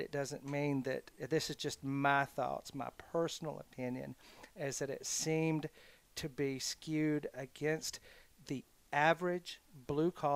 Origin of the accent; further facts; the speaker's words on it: South Carolina, United States; now in Alabama, United States; I grew up in South Carolina